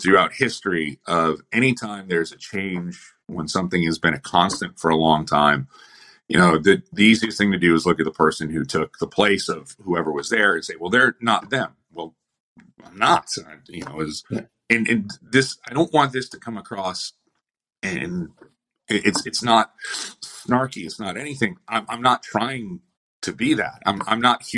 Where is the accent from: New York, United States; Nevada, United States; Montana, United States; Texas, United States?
New York, United States; Buffalo; I'm from Buffalo.